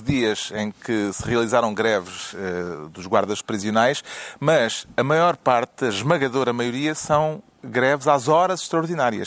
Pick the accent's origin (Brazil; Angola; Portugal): Portugal; somos de Portugal